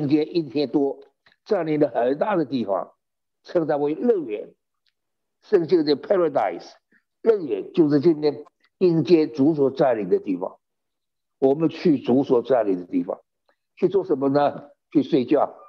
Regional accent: China; 犹太人的算法跟我们中国人不一样

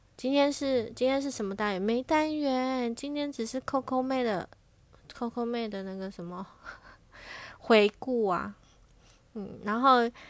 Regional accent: Taiwan; 生在台湾， 身为台湾人的我， 身在台湾

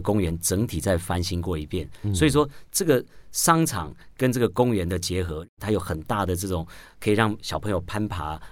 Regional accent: Taoyuan, Taiwan; 我是桃园人

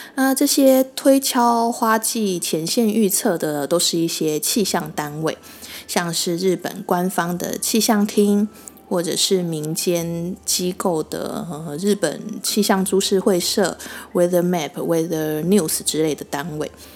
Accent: Taiwan; 我们台湾人中秋烤肉

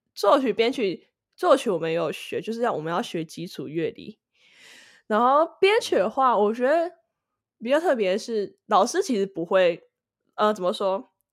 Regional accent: Taiwan; now in United States; 我是来自台湾，居住在美国的，呃，算是制作人兼歌手

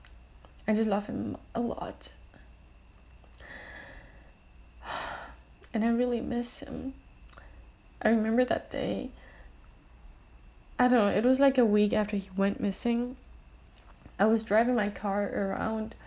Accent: Germany; moved away; the place I used to live in Germany, and it's a place called Mattenhofen.

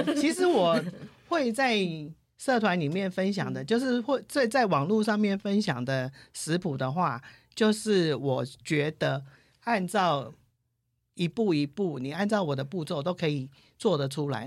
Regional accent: Taiwan; 因为我是传统台湾人的家庭

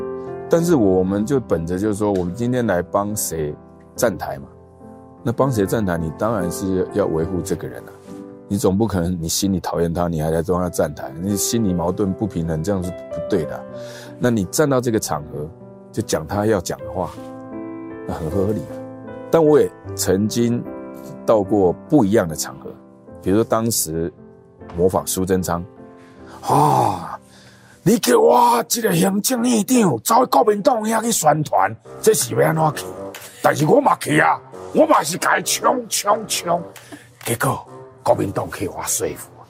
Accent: Nantou County, Taiwan; also born or lived in Hsinchu; 那我是新竹出生的，呃，有一年我爸爸就调到中部的国中去当校长，啊、在南投，那我就全家就搬到南投。那南投那时候我刚好是小学一年级，要读小学一年级。

